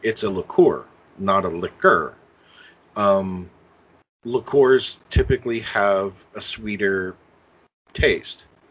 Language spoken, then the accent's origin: English; Indianapolis, Indiana, United States; now in Cincinnati, United States; I grew up in Indianapolis